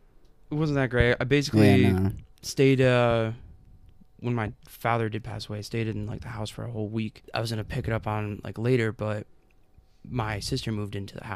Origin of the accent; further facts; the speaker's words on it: New York, United States; also born or lived in Amsterdam, New York / Galway, New York / Florida; when I was like 6 years old is when my mom and dad got divorced, and then my dad got full custody of me and my sister, and we moved back up to New York